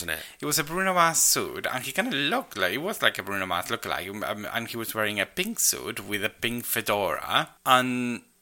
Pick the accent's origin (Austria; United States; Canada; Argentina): Argentina; moved away as an adult; now in United Kingdom